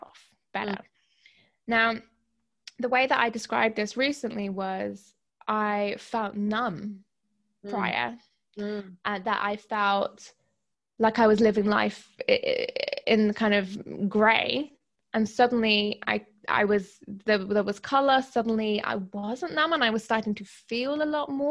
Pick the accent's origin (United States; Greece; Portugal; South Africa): Greece; I'm half Greek. I was brought up in Greece.